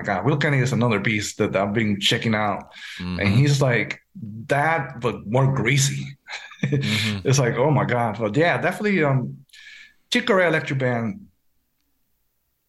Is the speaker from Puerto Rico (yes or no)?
yes; Puerto Rico; moved away as an adult; also born or lived in Boston; now in New York City, United States; I grew up in Puerto Rico